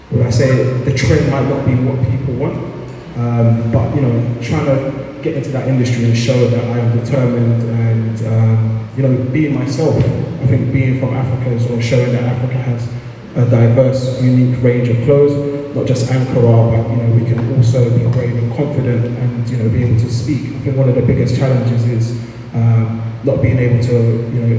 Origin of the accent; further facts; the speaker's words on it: London, United Kingdom; being a young black man, I grew up in Peckham, uh, which is South London.